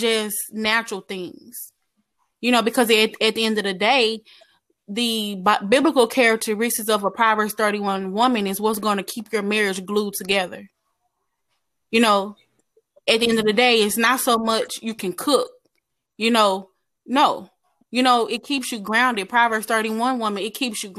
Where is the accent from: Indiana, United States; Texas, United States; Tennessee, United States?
Texas, United States; Dallas; I am from Dallas, Texas.